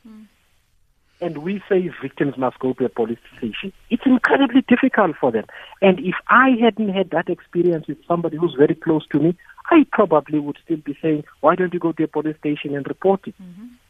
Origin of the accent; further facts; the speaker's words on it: Eastern Cape, South Africa; when I was younger, in growing up in the Eastern Cape